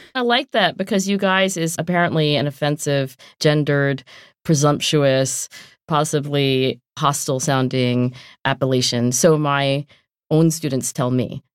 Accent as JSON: {"language": "English", "region": "southern New Jersey", "country": "United States", "also_born_or_lived": "Oxford / Philadelphia", "accent": "South Jersey", "said": "I am from southern New Jersey"}